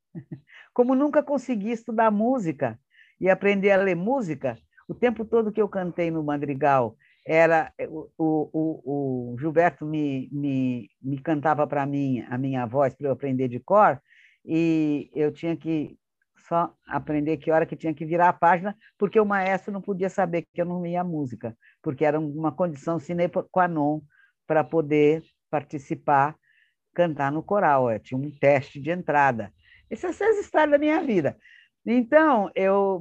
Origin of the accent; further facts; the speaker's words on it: Santos, São Paulo, Brazil; eu nasci em Santos, em dezembro de 1942.